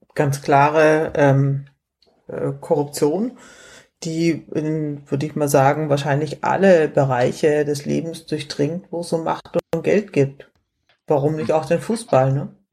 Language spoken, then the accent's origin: German; Munich, Bavaria, Germany; hier in Bayern, ich bin ja, bin ja Münchnerin